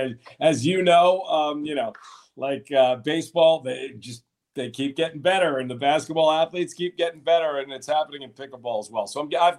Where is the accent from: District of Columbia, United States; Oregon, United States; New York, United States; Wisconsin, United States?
New York, United States; Long Island; Yeah, I grew up in New York. You know, I should have been a Mets fan because I'm from Long Island